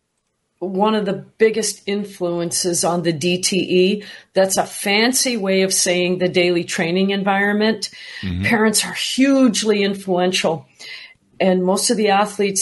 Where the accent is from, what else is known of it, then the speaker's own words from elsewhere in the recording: Canada; I'm from Canada